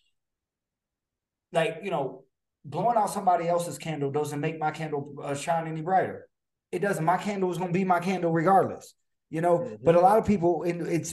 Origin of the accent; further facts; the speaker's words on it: United States; We're not treated like real Americans here